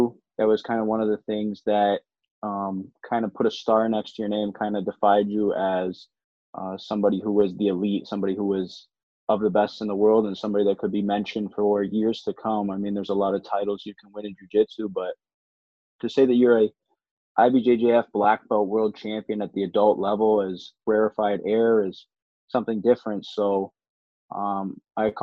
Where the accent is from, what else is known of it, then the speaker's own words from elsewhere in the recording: Harrow, Ontario, Canada; moved away as an adult; now in Toledo, United States; I'm originally from Harrow, Ontario, Canada